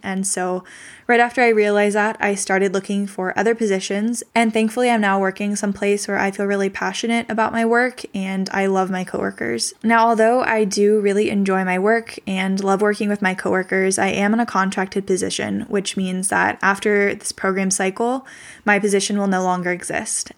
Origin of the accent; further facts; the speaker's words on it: Northern California, United States; I was born and raised in Northern California